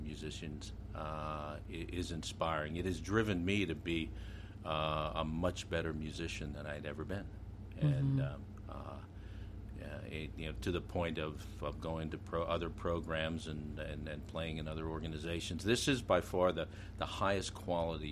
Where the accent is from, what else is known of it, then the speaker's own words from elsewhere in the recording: Mifflin Park, Pennsylvania, United States; I remember seeing the Ringgold Band when I was little growing up in Mifflin Park